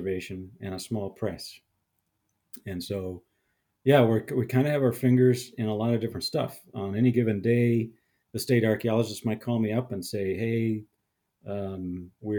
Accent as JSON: {"language": "English", "town": "Sioux Falls", "region": "South Dakota", "country": "United States", "tie": "born or raised there", "said": "I was born in Sioux Falls, South Dakota."}